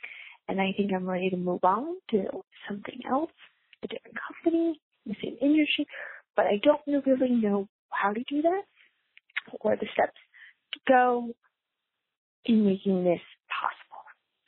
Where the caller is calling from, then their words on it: Connecticut, United States; I'm calling from Connecticut.